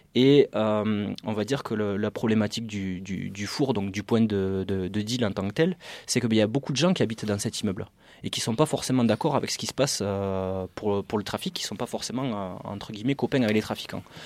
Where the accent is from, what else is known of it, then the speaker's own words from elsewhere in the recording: Carcassonne, Occitania, France; moved away as an adult; now in Paris region, France; comme vous pouvez l'entendre à mon accent, je ne suis pas du tout de région parisienne, je ne suis pas du tout du 9-3 ou de même de Noisy-le-Grand. Je viens, de Carcassonne, dans une petite ville dans le sud, à côté de, à côté de Toulouse